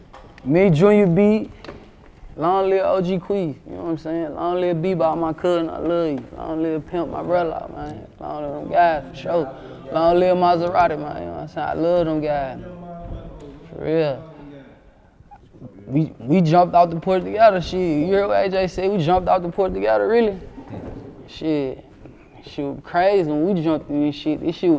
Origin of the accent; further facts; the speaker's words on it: Sacramento, California, United States; The North made me, 7th Street made me. I'm a 7th Street baby, hear me? I'm from Scudderfield